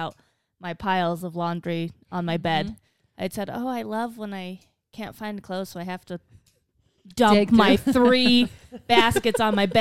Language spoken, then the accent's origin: English; Wyoming, United States; moved away as an adult; also born or lived in Logan, Utah; growing up in Wyoming, going to college in Logan, Utah.